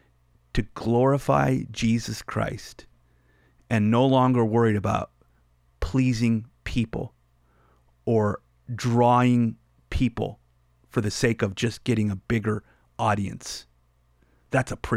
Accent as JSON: {"language": "English", "country": "United States"}